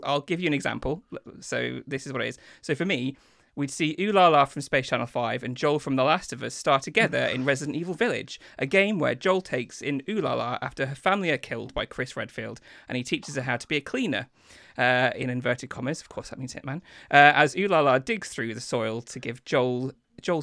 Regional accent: Lincoln, East Midlands, United Kingdom; also born or lived in Grimsby; I was born in Lincoln, moved to Grimsby and then moved back to Lincoln.

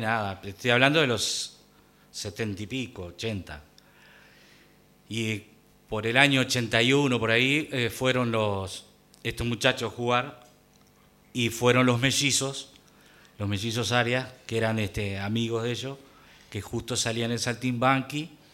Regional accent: Mercedes, Soriano, Uruguay; moved away; also born or lived in Montevideo; Allá en mi pueblo, yo iba con mi abuelo, este, tendría cuatro o cinco años

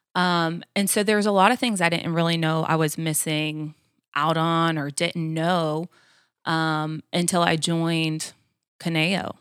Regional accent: Florida, United States; moved away as an adult; now in Georgia, United States; I grew up in Florida, born and raised, um, only been in Georgia about, uh, ten years now

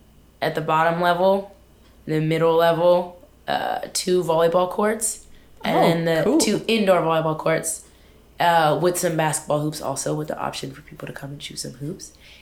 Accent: Richmond, California, United States; As far as the location, which is, I'm from Richmond, California.

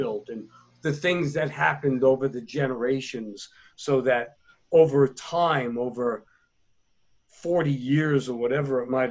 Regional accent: United States

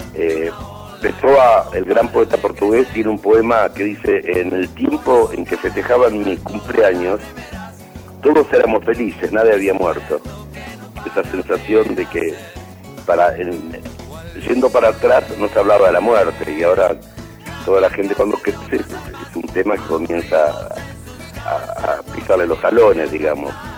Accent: Chaco, Argentina; now in Buenos Aires, Argentina; yo nací en el Chaco

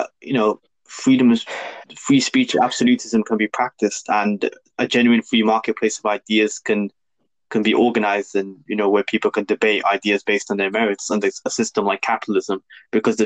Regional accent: Birmingham, West Midlands, United Kingdom; accent: Brummie; my Brummie accent

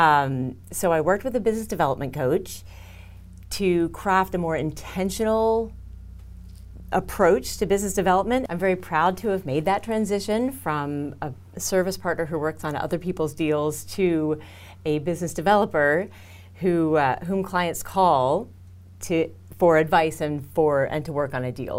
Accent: Houston, Texas, United States; I'm from Houston

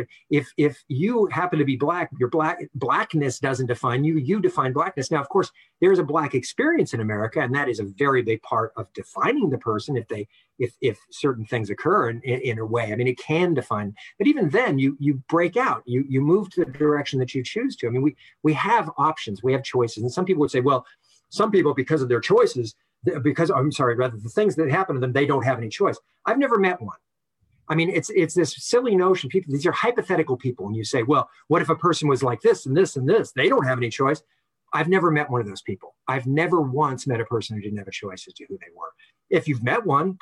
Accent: Los Angeles, California, United States; we grew up in Northeast LA, Highland Park

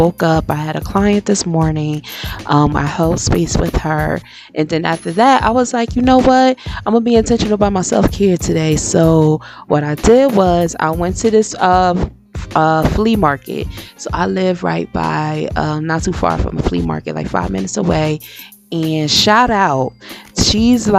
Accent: Paterson, New Jersey, United States; moved away; where I grew up in Patterson

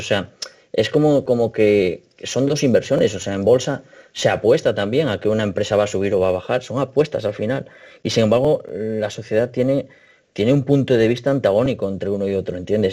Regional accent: Asturias, Spain; yo soy de Asturias

